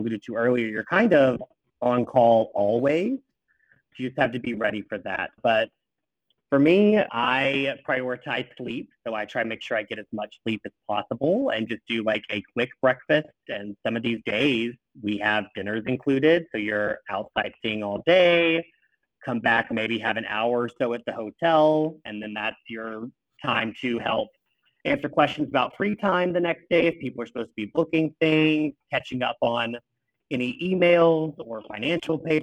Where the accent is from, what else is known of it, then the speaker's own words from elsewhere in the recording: Southeast, United States; now in Washington, D.C., United States; originally, I'm from the Southeast.